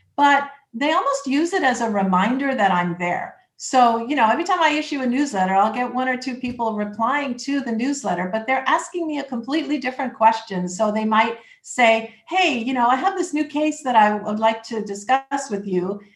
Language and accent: English; Toronto, Ontario, Canada; moved away as an adult; now in Lake Worth Beach, United States; I'm originally from Toronto, Canada, and came here in 2005